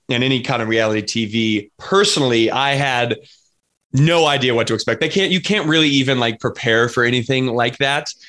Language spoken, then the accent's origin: English; Colorado, United States; I'm from Colorado. So I'm Colorado native out here in the Midwest.